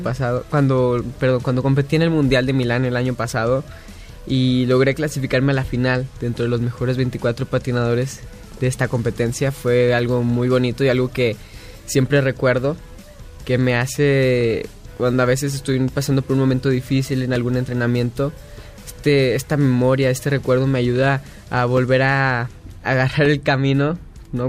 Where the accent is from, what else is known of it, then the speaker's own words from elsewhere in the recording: Guadalajara, Jalisco, Mexico; nací en Guadalajara